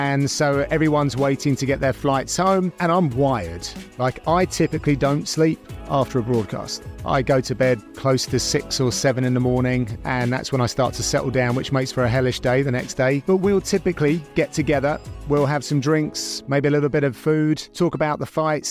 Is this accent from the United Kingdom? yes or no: yes; United Kingdom; as a Brit